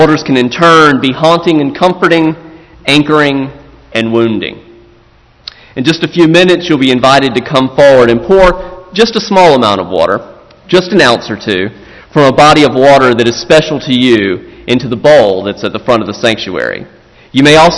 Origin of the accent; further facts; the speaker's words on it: South Carolina, United States; my home state of South Carolina